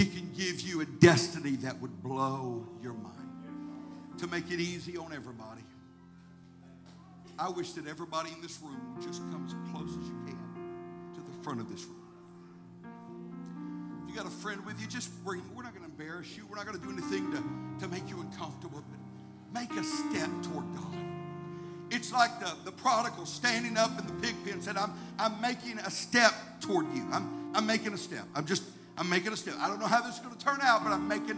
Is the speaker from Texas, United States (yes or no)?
no; Arkansas, United States; I grew up in Arkansas, and every year at camp meeting in Redfield, Arkansas